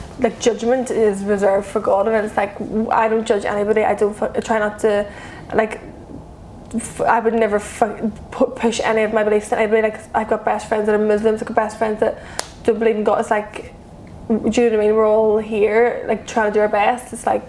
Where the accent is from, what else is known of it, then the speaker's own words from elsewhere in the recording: Ireland; we're from Ireland, like, that is the core root of, like, our values, our belief system, our morals.